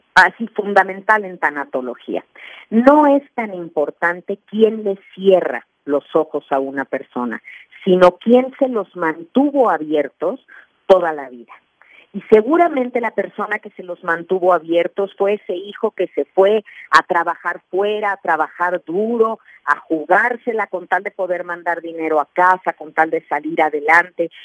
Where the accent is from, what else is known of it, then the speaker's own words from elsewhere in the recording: Mexico; en mi país, en México